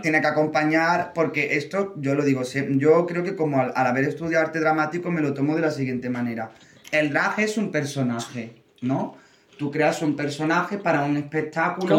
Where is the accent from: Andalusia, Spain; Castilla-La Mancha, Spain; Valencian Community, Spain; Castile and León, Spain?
Andalusia, Spain; Córdoba; moved away as an adult; now in Madrid, Spain; yo que soy de Córdoba, de Andalucía